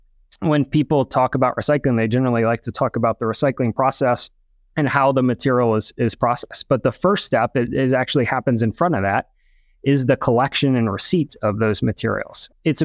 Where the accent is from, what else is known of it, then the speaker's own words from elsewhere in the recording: Southeast, United States; So I grew up in the Southeast, went to the University of Alabama for my undergrad